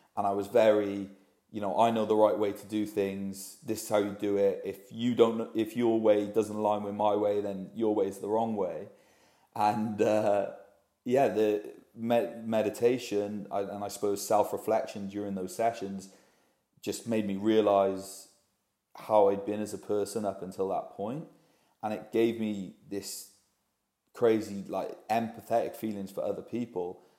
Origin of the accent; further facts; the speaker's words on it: Cardiff, Wales, United Kingdom; moved away as an adult; also born or lived in London; now in Bristol, United Kingdom; most lads growing up in Wales. from Cardiff originally